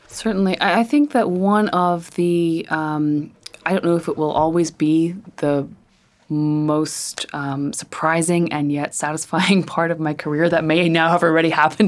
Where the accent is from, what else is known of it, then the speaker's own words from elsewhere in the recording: Northern Ireland, United Kingdom; I grew up in Northern Ireland